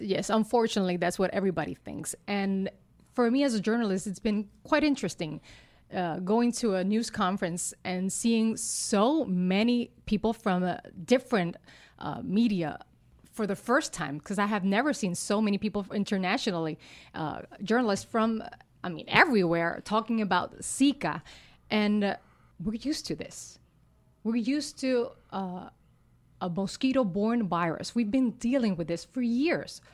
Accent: Utuado, Puerto Rico; first language Spanish; English is a second language

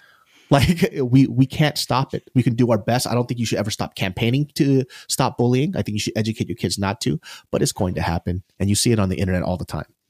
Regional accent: United States; I'm Asian American

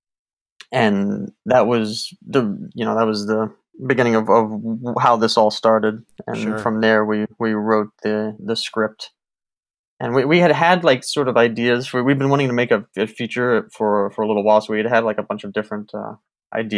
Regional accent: New Orleans, Louisiana, United States; moved away as an adult; also born or lived in Mississippi / Las Vegas; we grew up in New Orleans, so you know, we lived in New Orleans for most of our lives between New Orleans and Mississippi

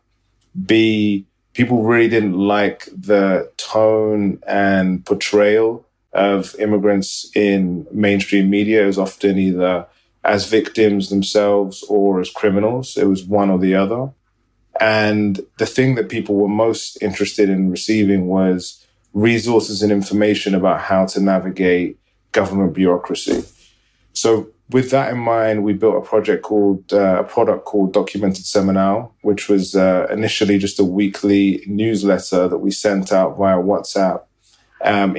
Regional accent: Sudan; moved away; also born or lived in Beirut / New York; I'm from Sudan originally.

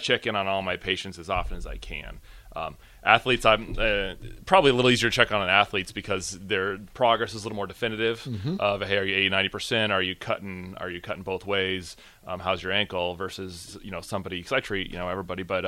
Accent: Gretna, Nebraska, United States; I grew up pretty much in Nebraska

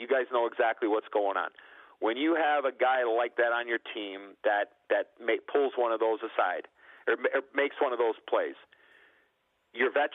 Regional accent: Chicago, Illinois, United States; I was an American kid and I was from Chicago

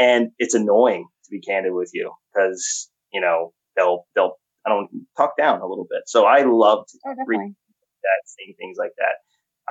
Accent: Texas, United States; I grew up in Texas

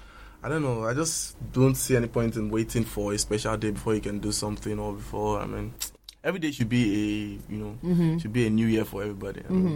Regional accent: Ogun State, Nigeria; born there; also born or lived in Lagos; I was born in Ogun State, you know, by a very fantastic dad and a very wonderful mom.

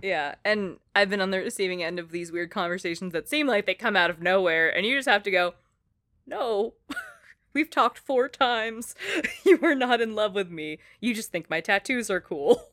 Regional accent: Philippines; I'm Filipino

